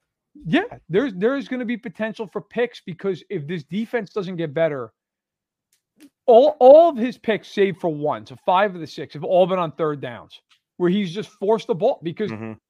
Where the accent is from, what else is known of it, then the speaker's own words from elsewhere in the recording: New York, United States; as someone who grew up a Chiefs fan, even though I grew up in New York